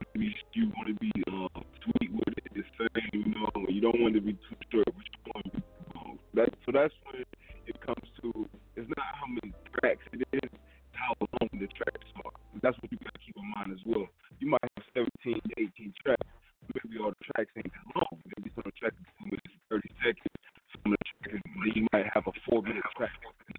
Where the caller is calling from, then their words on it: Georgia, United States; I'm calling up from the Georgia.